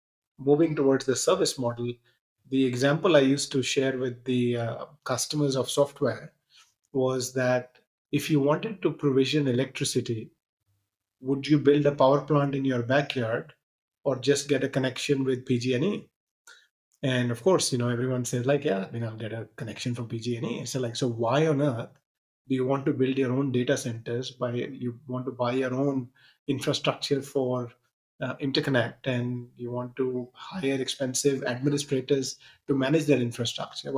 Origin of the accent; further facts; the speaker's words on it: India; moved away as an adult; also born or lived in Punjab / Bay Area, United States; I grew up in India.